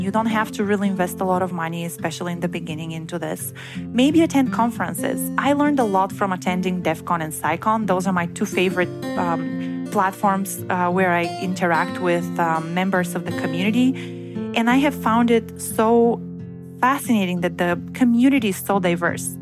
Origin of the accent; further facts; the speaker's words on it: Bulgaria; moved away as an adult; also born or lived in Bremen, Germany; I uh, was born and raised in Bulgaria, which is in Eastern Europe